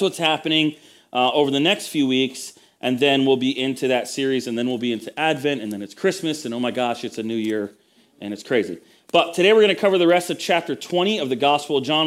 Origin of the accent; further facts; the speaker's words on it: United States; I was the only native born kind of, you know, American in the room